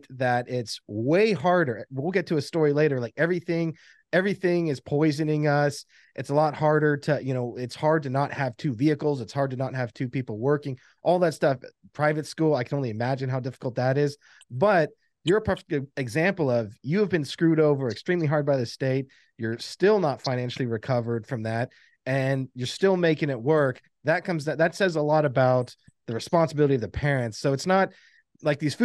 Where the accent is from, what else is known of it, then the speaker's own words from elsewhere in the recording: the South, United States; we grew up in the South, but our mom was a Yankee